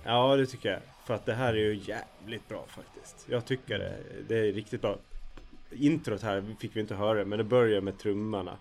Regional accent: Gotland, Sweden; jag är ju gotlänning som, som de flesta hör

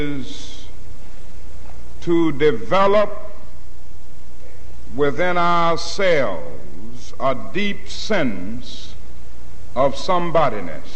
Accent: Atlanta, Georgia, United States; I was growing up in Atlanta, Georgia

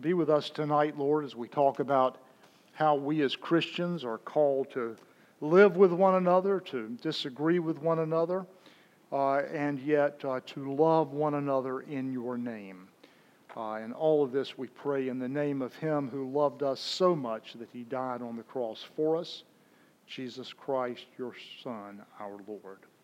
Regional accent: Raleigh, North Carolina, United States; the Diocese of Raleigh, my hometown up in North Carolina

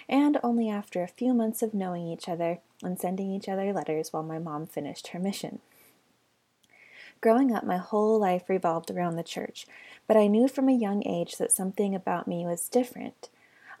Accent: Texas, United States; moved away as an adult; also born or lived in Utah / New Mexico; I moved back to my hometown in Texas

